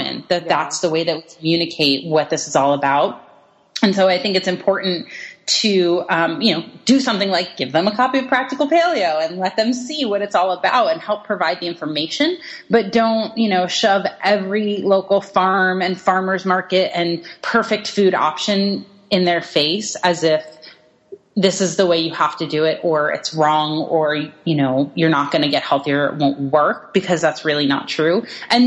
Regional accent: East Coast, United States; I'm from the East Coast

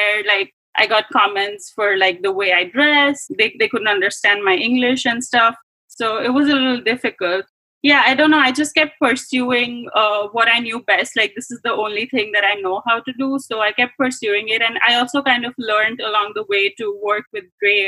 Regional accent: India; moved away as an adult; I grew up in India

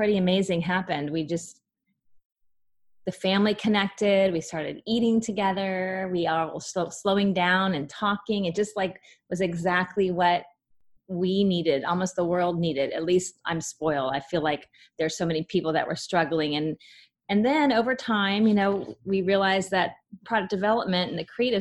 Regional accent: Kansas City, United States; moved away as an adult; now in Jacksonville, United States; I'm from Kansas City, where Hallmark's based.

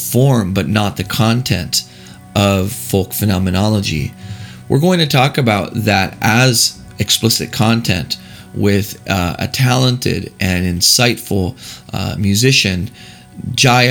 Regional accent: Texas, United States; moved away; I'm recording this segment right now in the great state of Texas, my home state

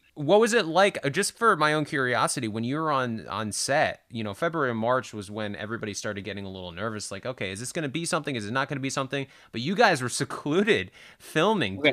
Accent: Northeast, United States; I grew up in the Northeast

